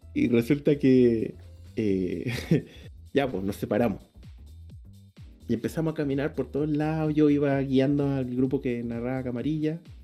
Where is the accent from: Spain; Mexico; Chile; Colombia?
Chile; Puerto Montt, Los Lagos; moved away; yo soy de Puerto Montt y todo mi grupo de allá